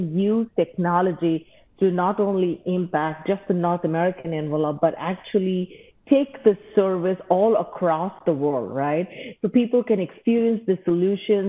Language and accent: English; Mumbai, Maharashtra, India; moved away as an adult; now in Ann Arbor, United States; I grew up in India and went to school there